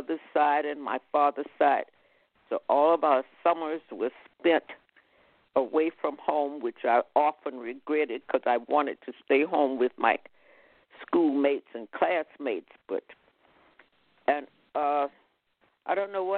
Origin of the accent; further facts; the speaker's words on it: Houston, Texas, United States; moved away as an adult; now in San Francisco, United States; I was born in Houston, Texas, to a family.